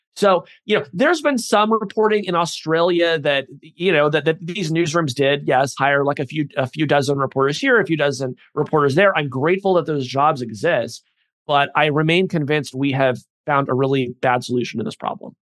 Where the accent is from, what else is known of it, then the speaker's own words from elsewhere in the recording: United States; I'm an American